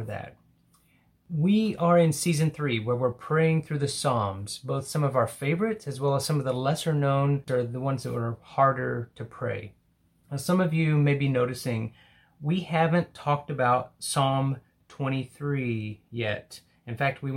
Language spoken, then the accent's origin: English; Hobbs, New Mexico, United States; I was in a small town in the southeast called Hobbs.